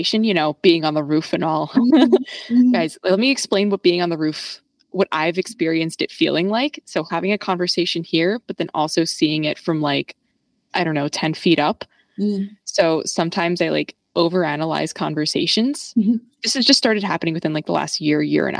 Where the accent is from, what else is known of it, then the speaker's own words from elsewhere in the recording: New York, United States; growing up in New York